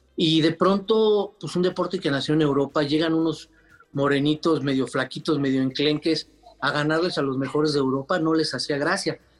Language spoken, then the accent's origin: Spanish; Mexico; como somos los, los mexicanos, los latinos